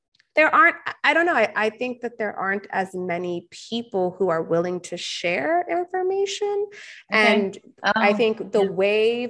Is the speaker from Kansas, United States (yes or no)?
no; Southern California, United States; growing up in SoCal